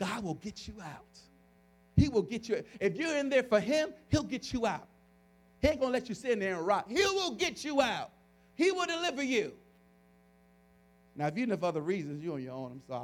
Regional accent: New York City, New York, United States; I grew up in the South Bronx

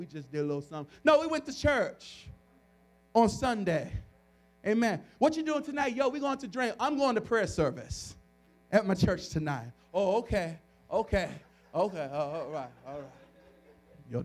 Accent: New York City, New York, United States; I grew up in the South Bronx

